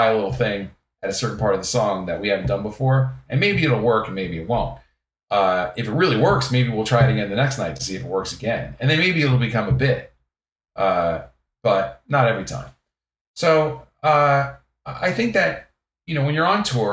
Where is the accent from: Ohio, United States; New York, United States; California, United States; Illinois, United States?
New York, United States; the New York area, United States; I grew up in the New York area